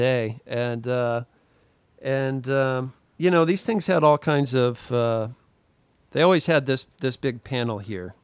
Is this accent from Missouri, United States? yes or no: yes; Missouri, United States; moved away; I'm originally from Missouri